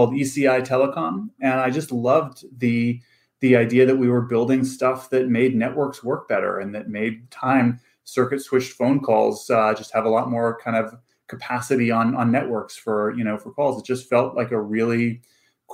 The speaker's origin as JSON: {"language": "English", "town": "Vancouver", "region": "British Columbia", "country": "Canada", "tie": "born or raised there", "also_born_or_lived": "Stanford", "moved": "as an adult", "said": "I grew up in Vancouver, Canada, on the West Coast, but North."}